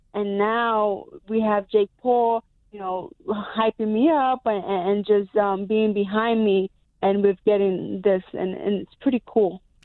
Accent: New York, United States; I'm a New Yorker

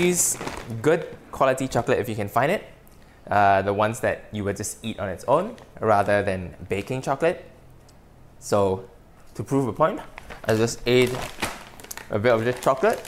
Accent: Malaysia; as a kid growing up in Malaysia.

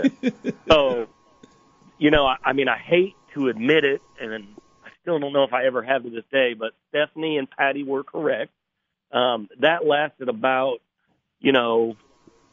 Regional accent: Clinton, Illinois, United States; moved away as an adult; now in Decatur, United States; Born and raised in Clinton.

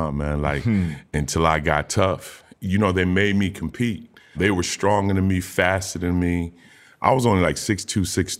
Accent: Old Saybrook, Connecticut, United States; also born or lived in Lake Wales, Florida; I grew up in Old Saybrook, Connecticut, beautiful little town.

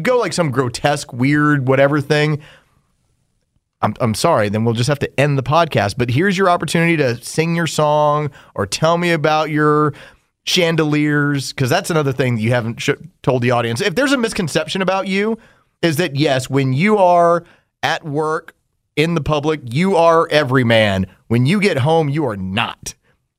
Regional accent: San Antonio, Texas, United States; also born or lived in Uvalde, Texas; when we were growing up, small town, Texas, because I was born in San Antonio. We moved to Uvalde

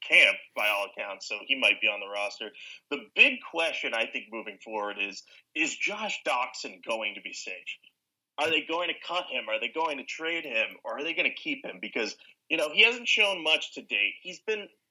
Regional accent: Boston, Massachusetts, United States; I'm from Boston.

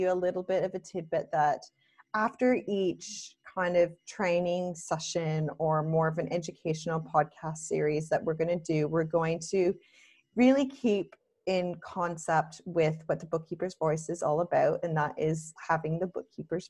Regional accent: Canada; moved away as an adult; now in Australia; I'm passionate about being Canadian. I love the fact that I'm Canadian.

